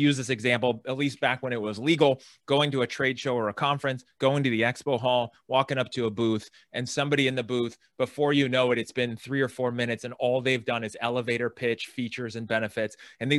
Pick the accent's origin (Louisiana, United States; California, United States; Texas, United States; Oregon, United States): California, United States; I live in California. I grew up in San Francisco Bay Area, Silicon Valley.